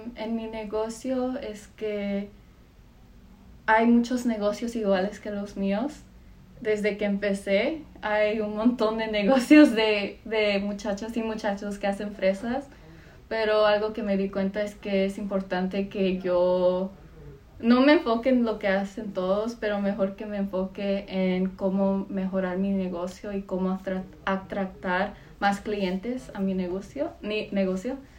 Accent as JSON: {"language": "Spanish", "town": "Los Angeles", "region": "California", "country": "United States", "tie": "born or raised there", "said": "yo soy de Los Ángeles y vivo por Mid City, LA, y ahí ha crecido toda mi vida"}